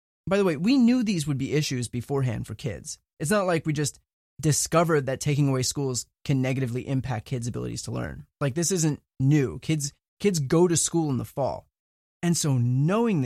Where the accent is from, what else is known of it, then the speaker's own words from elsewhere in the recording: New Jersey, United States; I grew up in New Jersey, went to an average public school, middle of the road